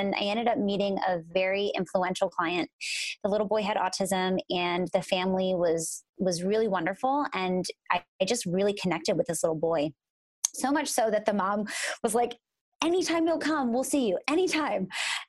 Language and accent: English; Philadelphia, Pennsylvania, United States; So I'm from Philadelphia